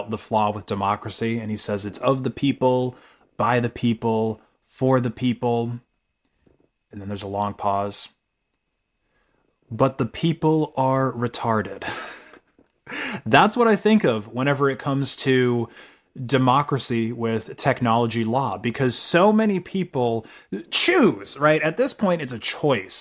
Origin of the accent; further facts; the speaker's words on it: United States; As an American